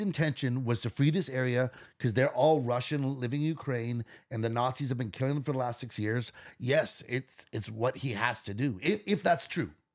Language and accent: English; Canada